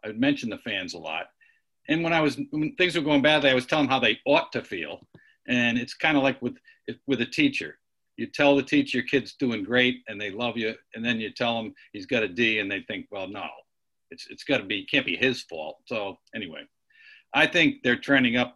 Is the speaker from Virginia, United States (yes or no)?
no; Rhode Island, United States; moved away; my home state Rhode Island